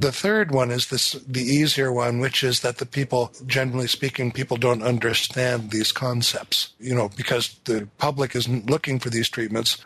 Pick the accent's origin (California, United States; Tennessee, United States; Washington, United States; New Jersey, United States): Washington, United States; north of Seattle; I was growing up north of Seattle where it rained a lot